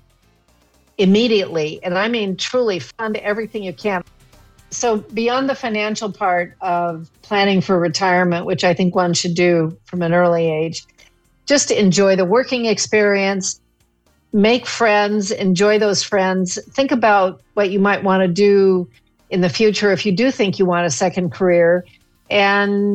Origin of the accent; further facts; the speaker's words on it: California, United States; I grew up in California, going to Yosemite all the time